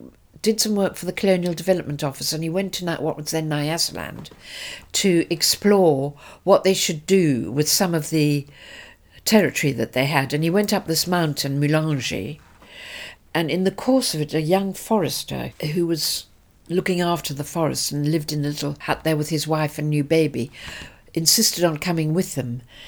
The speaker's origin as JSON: {"language": "English", "town": "Cape Town", "region": "Western Cape", "country": "South Africa", "tie": "born or raised there", "also_born_or_lived": "Durban / London", "moved": "yes", "said": "you can't speak Afrikaans.\" I said, \"Well, no, I grew up in Cape Town"}